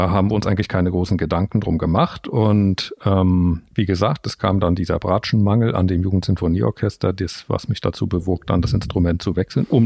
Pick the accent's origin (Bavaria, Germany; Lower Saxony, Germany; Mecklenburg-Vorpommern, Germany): Mecklenburg-Vorpommern, Germany; Rostock; born there; ich bin in Rostock geboren, in der ehemaligen DDR